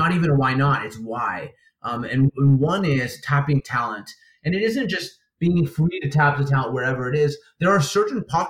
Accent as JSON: {"language": "English", "town": "Winnipeg", "region": "Manitoba", "country": "Canada", "tie": "born or raised there", "said": "in Winnipeg, in my hometown"}